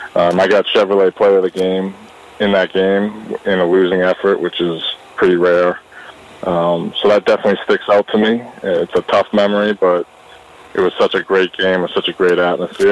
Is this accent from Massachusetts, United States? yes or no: yes; Danvers, Massachusetts, United States; also born or lived in Salem, Massachusetts; I lived in Danvers